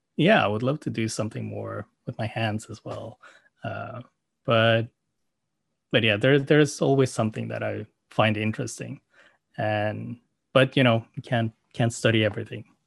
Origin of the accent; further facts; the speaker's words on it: Norway; English is a second language; also born or lived in South Korea / Oslo, Norway; I came to Norway when I was five months old, uh, to a Norwegian family and I had a very standard Norwegian upbringing.